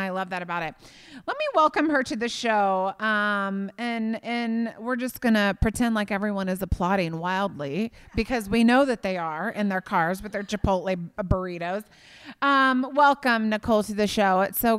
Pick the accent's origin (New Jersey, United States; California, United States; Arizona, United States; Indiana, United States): Indiana, United States; I remember growing up in Indiana one Easter, I was like seven, and it was snowing in Indiana on Easter.